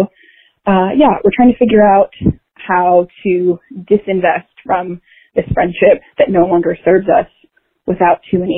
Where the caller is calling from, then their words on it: San Francisco, California, United States; I'm calling from San Francisco.